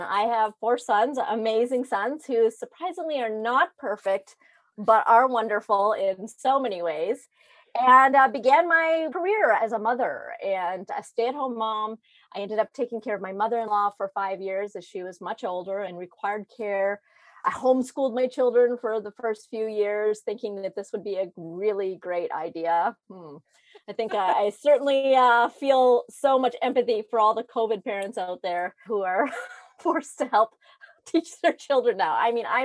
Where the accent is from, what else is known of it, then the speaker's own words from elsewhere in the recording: Northern Ontario, Canada; I grew up in a very small remote town in Northern Ontario. I am Canadian